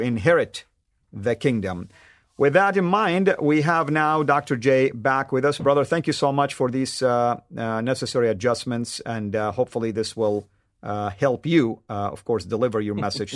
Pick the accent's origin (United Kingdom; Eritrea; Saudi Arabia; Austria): Saudi Arabia; Jeddah, Makkah Province; I grew up in Jeddah, Saudi Arabia, which is on the West Coast